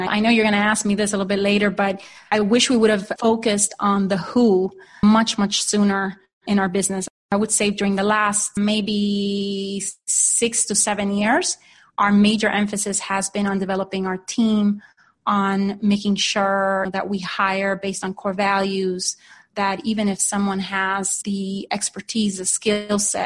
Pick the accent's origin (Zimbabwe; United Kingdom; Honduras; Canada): Honduras; moved away as an adult; now in Phoenix, United States; I am originally from Honduras, so just to give you a little bit of background, I'm an immigrant into the U.S. I came here in 1995 to study business school